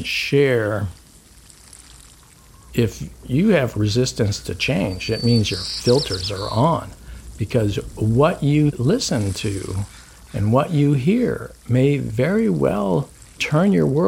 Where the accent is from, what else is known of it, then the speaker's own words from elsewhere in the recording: United States; I'm American